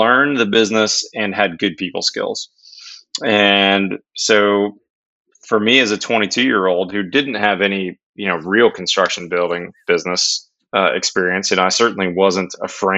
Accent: Pittsburgh, Pennsylvania, United States; I grew up in Pittsburgh, PA

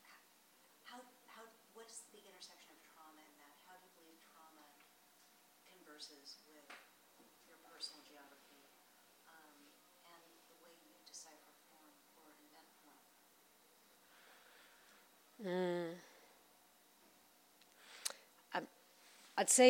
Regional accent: Mexico City, Mexico; also born or lived in New York, United States / Netherlands; now in London, United Kingdom; many years of growing up in Mexico

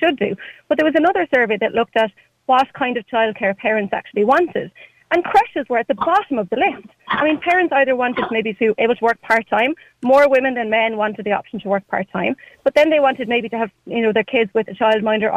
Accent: Ireland; as Irish people

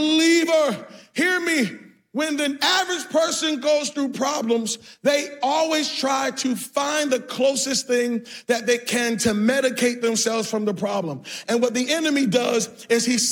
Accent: Boston, Massachusetts, United States; moved away; I'm from Boston.

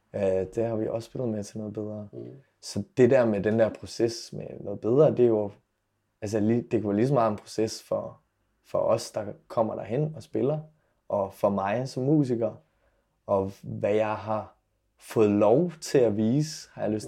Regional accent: Silkeborg, Central Denmark Region, Denmark; now in Aarhus, Denmark; min hjemby Silkeborg

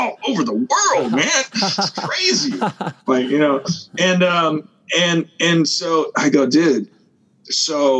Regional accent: Los Angeles, California, United States; moved away as an adult; also born or lived in Hawaii; I grew up in Los Angeles. I grew up Wilshire and near the street called La Brea.

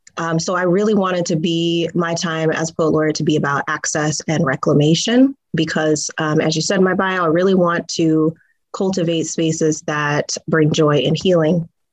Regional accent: Tacoma, Washington, United States; you know, I'm a homegirl, I'm from Tacoma.

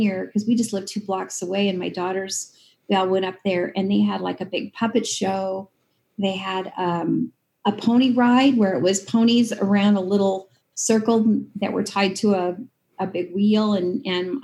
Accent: Clarkston, Washington, United States; also born or lived in Lewiston, Idaho; I was born in Lewiston and grew up in Clarkston.

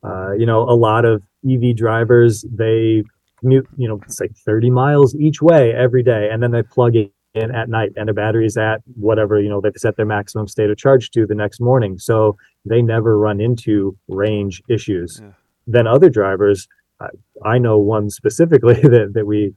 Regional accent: South Bend, Indiana, United States; I grew up in the South Bend area where Tire Rack's located

